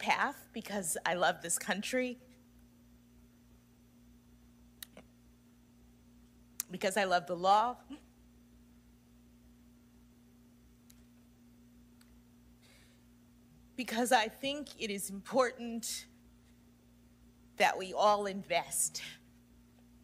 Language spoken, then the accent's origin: English; Miami, Florida, United States; moved away as an adult; also born or lived in Boston; I'm from Miami, Florida